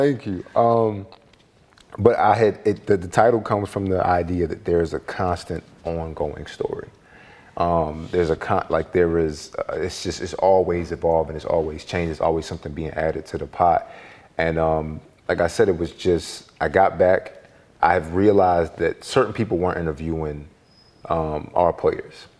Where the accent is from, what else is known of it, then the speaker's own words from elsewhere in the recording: Philadelphia, Pennsylvania, United States; I was born in South Philly on Cemetery Lane. My father got locked up when I was two years old, and you know, it was me and my mother for the longest time